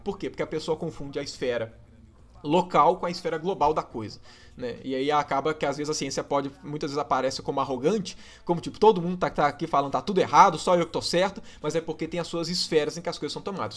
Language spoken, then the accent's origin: Portuguese; Minas Gerais, Brazil; accent: mineiro